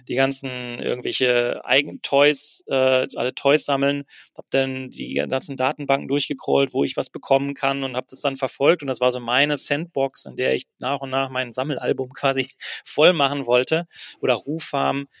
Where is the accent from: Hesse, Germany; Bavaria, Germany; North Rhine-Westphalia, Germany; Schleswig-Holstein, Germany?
North Rhine-Westphalia, Germany; Herne; moved away as an adult; also born or lived in Berlin; ich habe zwar in Köln gearbeitet, zwei Jahre lang, aber bin jeden Tag von Wanne Eickel nach Köln getigert